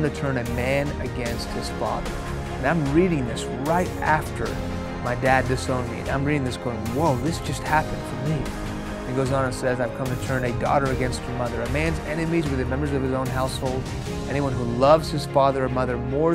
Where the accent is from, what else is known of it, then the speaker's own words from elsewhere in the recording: Houston, Texas, United States; first language Farsi; English is a second language; also born or lived in Iran; I was born in Houston. When I was 2 years old, my family moved to Iran, where my parents are from. When I was 6 years old, the Islamic Revolution of the late 70s hit that country. We moved back to Houston.